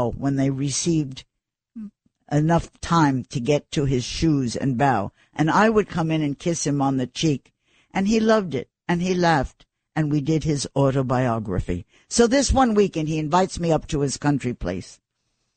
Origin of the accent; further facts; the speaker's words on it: New York City, New York, United States; I was nobody from New York City